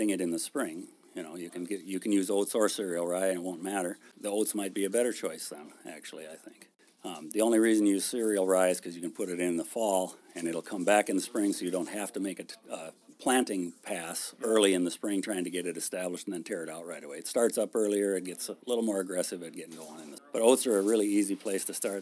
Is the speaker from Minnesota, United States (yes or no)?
yes; Caledonia, Minnesota, United States; now in Stewartville, United States; I grew up down by southeast Minnesota by Caledonia, where it's really steep